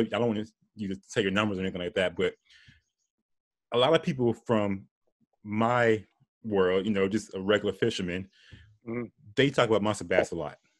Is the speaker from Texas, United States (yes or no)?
no; Florida, United States; I'm from Florida